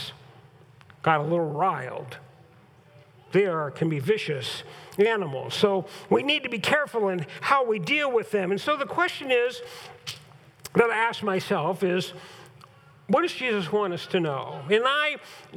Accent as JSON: {"language": "English", "region": "California", "country": "United States", "tie": "born or raised there", "moved": "yes", "lives_now": "Huron", "said": "growing up in Southern California and growing up in Northern California"}